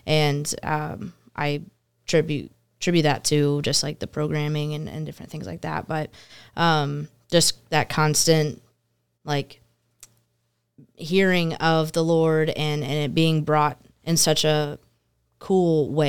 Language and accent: English; Murfreesboro, Tennessee, United States; Yeah, I'm from the South, actually.